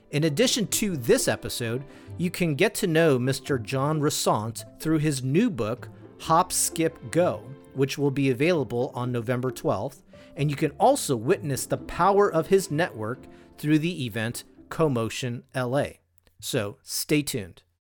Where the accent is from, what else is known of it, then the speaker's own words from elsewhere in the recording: California, United States; My home state of California